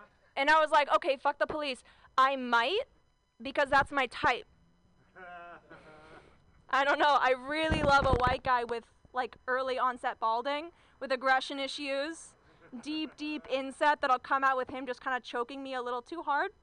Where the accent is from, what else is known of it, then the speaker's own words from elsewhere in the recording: Southern Orange County, California, United States; I grew up in Southern Orange County